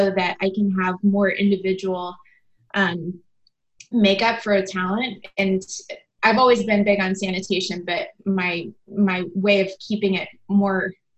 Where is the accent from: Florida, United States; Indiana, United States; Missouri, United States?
Indiana, United States; also born or lived in Mooresville, Indiana; I grew up in a really small town in Indiana. I grew up in Canby, and when I was 17, I moved to Mooresville, which is another small town.